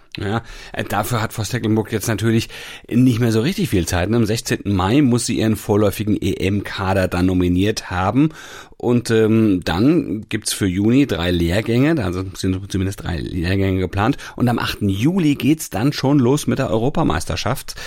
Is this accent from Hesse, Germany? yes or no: yes; Hanau, Hesse, Germany; in meiner Heimat in Hanau